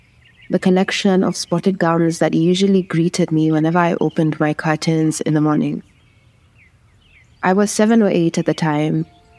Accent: Kenya; I am a Kenyan communications specialist.

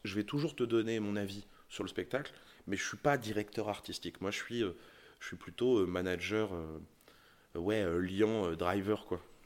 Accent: Charente, Nouvelle-Aquitaine, France; j'ai grandi en Charente

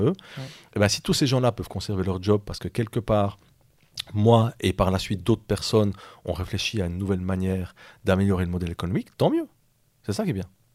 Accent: La Chaux-de-Fonds, Neuchâtel, Switzerland; je viens de Chaux-de-Fonds, on a quand même des, des hein, dans nos montagnes

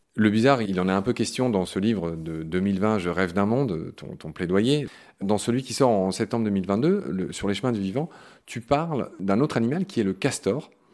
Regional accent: Lorraine, Grand Est, France; en Lorraine, ma région natale, qui est aussi ta région natale

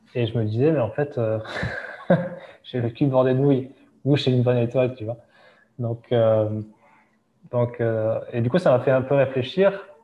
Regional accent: Hossegor, Nouvelle-Aquitaine, France; moved away as an adult; now in Dubai, United Arab Emirates; là où on a grandi euh, à Osegor, euh, parce que ma femme vient du même endroit

